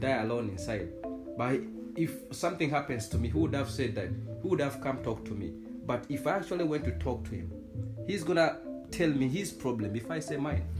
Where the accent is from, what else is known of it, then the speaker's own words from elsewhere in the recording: Uganda; moved away; I'm Ugandan